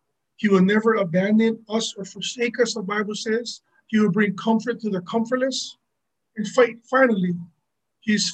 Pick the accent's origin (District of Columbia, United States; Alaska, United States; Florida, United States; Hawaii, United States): Hawaii, United States; I am local